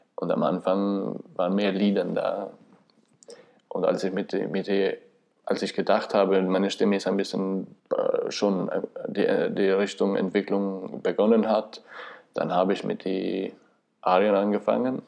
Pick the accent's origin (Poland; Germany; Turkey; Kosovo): Kosovo; German is a second language; moved away as an adult; now in Vienna, Austria; komme aus dem Kosovo, bin 1984 geboren. In Wien bin ich schon seit äh, 2005.